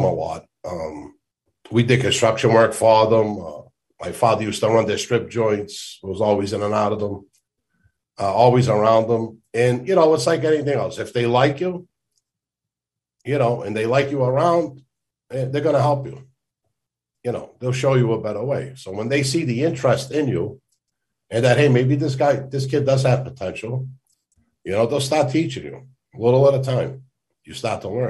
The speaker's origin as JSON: {"language": "English", "town": "Boston", "region": "Massachusetts", "country": "United States", "tie": "born or raised there", "also_born_or_lived": "North End, Boston / Phoenix, Arizona / Tennessee", "moved": "as an adult", "said": "growing up in East Boston with my friends, and we'd be out at 2, 3 in the morning playing in the streets"}